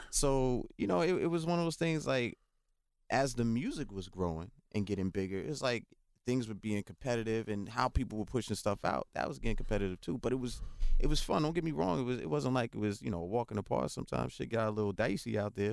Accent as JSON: {"language": "English", "town": "New York City", "region": "New York", "country": "United States", "tie": "born or raised there", "also_born_or_lived": "North Carolina", "said": "I grew up again in the South Bronx"}